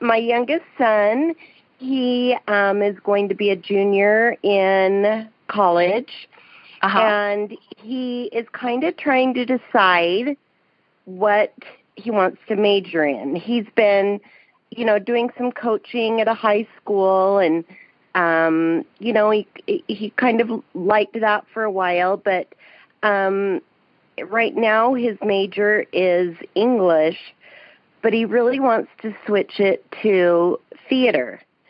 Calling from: Salt Lake City, Utah, United States; I'm calling from Salt Lake City, Utah.

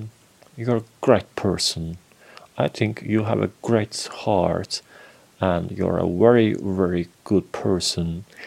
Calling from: Turkey; English is a second language; Hello, Ariel. I'm … from Turkey.

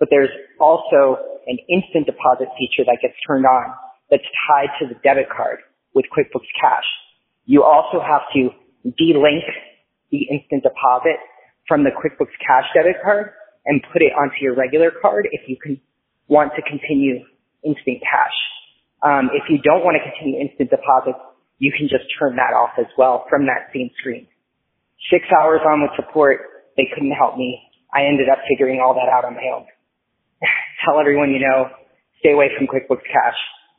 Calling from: Miami, Florida, United States; I'm calling from Miami, Florida.

